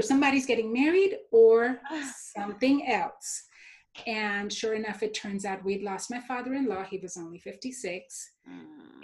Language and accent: English; Mumbai, Maharashtra, India; moved away; also born or lived in Texas; growing up, I grew up in India, in Mumbai, which is the New York City of India.